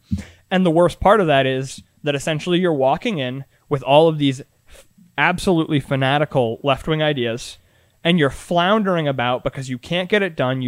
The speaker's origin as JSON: {"language": "English", "region": "Massachusetts", "country": "United States", "tie": "born or raised there", "said": "I went to school in Massachusetts. This is, you know, one of the top three most progressive states in the country."}